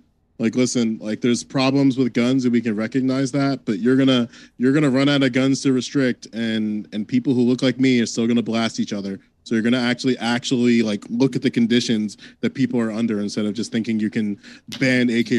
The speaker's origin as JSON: {"language": "English", "region": "New Jersey", "country": "United States", "said": "I'm from Jersey."}